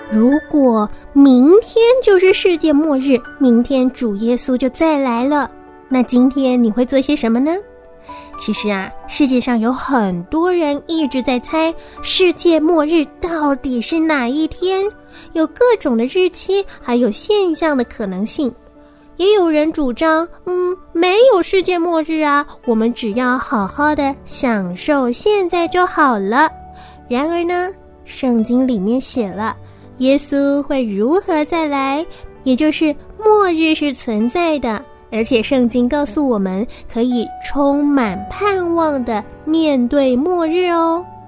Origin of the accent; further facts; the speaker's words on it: Shanghai, China; 今年六岁七个月，我来自上海